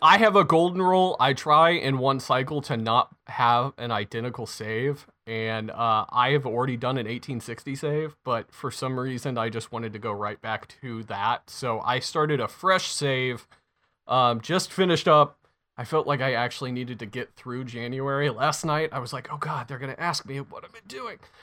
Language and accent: English; United States; I'm American